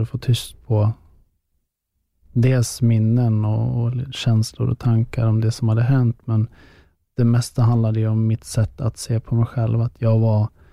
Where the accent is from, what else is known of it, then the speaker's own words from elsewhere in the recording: Västerås, Västmanland, Sweden; i Västerås, då, där jag kommer ifrån